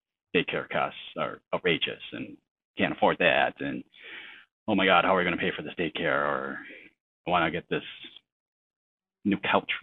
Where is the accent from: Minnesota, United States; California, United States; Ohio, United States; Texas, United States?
Minnesota, United States; I'm from Minnesota